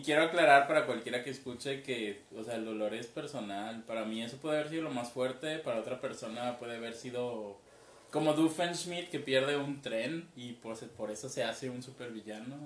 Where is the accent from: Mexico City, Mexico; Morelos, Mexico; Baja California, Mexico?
Mexico City, Mexico; moved away; todavía vivía en el DF, yo soy del DF